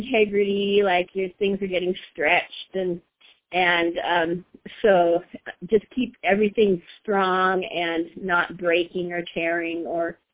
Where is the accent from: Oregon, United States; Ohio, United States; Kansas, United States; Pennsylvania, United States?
Oregon, United States; I'm from Oregon, and we have been in NeoLife for a little over 40 years now